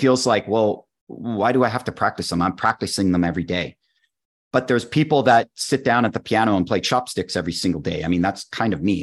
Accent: Canada; I'm a Canadian

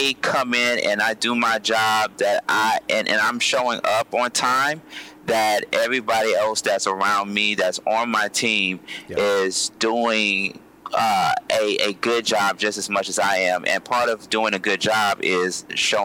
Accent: Columbus, Georgia, United States; I'm from Columbus, Georgia

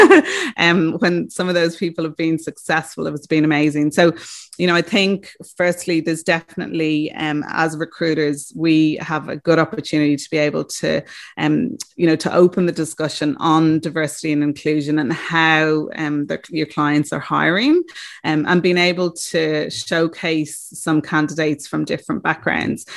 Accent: Ireland; moved away as an adult; also born or lived in Australia; I am from Ireland and came to Australia a week after I graduated

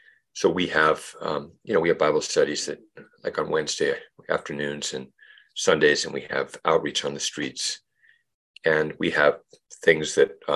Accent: Mercer Island, Washington, United States; also born or lived in Central America / Montpellier, France; now in Burlington, United States; I grew up on Mercer Island

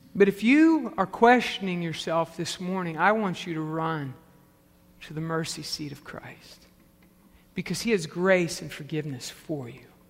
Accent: the South, United States; as a Pentecostal kid growing up in the South

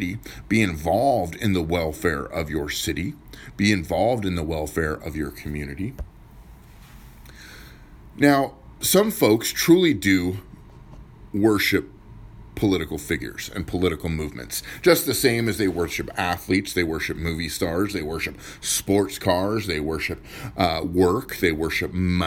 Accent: United States; also born or lived in Pierce County, Washington; As an American, I love America

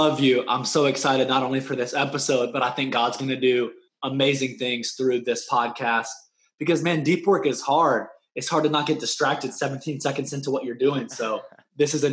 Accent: North Carolina, United States; also born or lived in Los Angeles, California; I am from Los Angeles, California, moved to North Carolina when I was 8

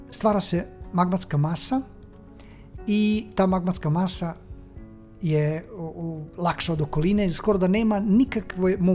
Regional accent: Serbia

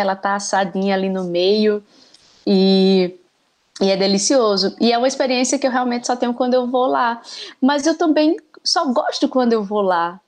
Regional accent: Natal, Rio Grande do Norte, Brazil; moved away; todo mundo que pergunta de onde eu sou e eu falo que é de Natal

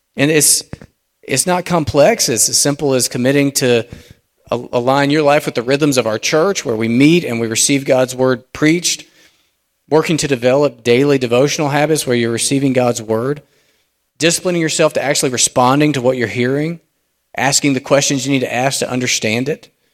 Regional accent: United States; us as American Christians

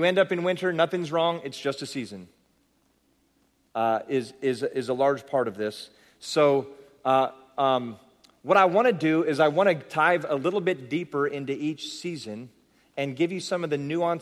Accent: San Jose, California, United States; I'm from San Jose, California

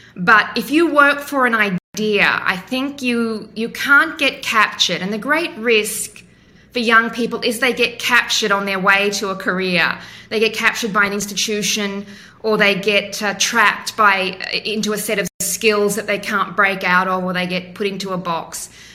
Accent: Western Queensland, Australia; moved away as an adult; also born or lived in Hong Kong / United States; I grew up in Western Queensland in the 1970s. We moved every few years around the state.

